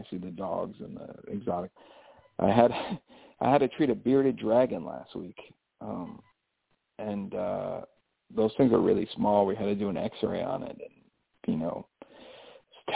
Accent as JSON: {"language": "English", "region": "New York", "country": "United States", "said": "I'm a New Yorker"}